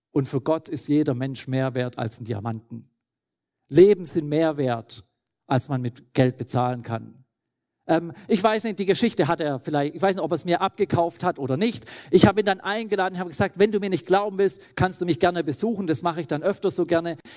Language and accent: German; Schwäbisch Hall, Baden-Württemberg, Germany; moved away as an adult; now in Lesotho; Bin aufgewachsen in Schwäbisch Hall, im Schwäbischen Ländle